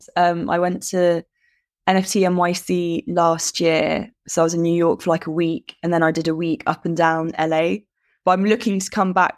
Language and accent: English; Bahrain; I mean, I grew up abroad anyway, so I grew up in Bahrain in the Middle East.